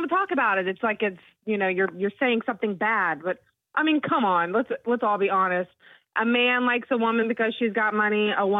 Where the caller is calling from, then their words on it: Moncks Corner, South Carolina, United States; …, and I'm from Monk's Corner.